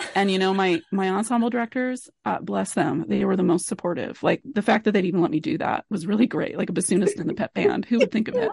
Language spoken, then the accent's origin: English; Billings, Montana, United States; moved away as an adult; also born or lived in Kansas / Ann Arbor, Michigan / Nacogdoches, Texas / Great Falls, Montana; I did grow up in Billings, which is one of the biggest cities